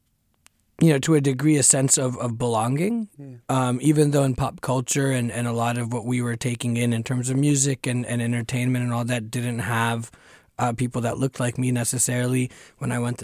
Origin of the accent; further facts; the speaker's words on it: Fremont, California, United States; first language Tamil; also born or lived in Chennai, India; I was born in Chennai, grew up in Fremont